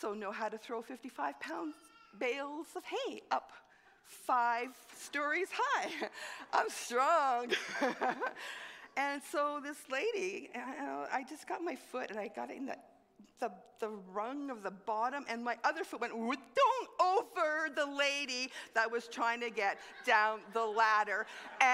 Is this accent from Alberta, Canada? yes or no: no; Montreal, Quebec, Canada; moved away; I grew up in Montreal. I'm a city girl